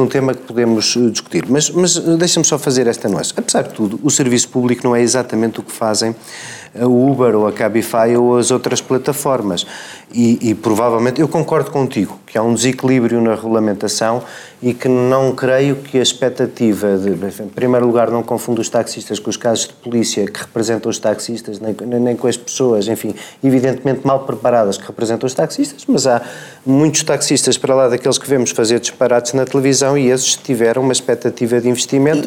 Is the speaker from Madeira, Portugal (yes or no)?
no; Paredes de Coura, Viana do Castelo, Portugal; na minha terra em Paredes de Cor